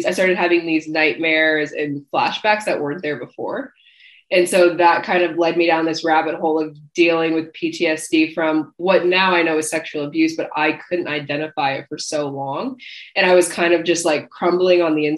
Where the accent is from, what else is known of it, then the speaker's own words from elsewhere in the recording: Ohio, United States; moved away as an adult; now in Australia; I'm originally from Ohio, but I actually live in Australia. So I moved out here about 4 years ago